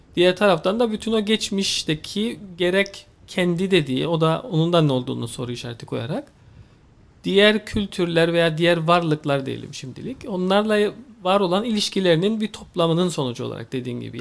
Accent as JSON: {"language": "Turkish", "country": "Cyprus", "tie": "born or raised there", "said": "Kıbrıs'a geldim. Kıbrıs'ta doğdum."}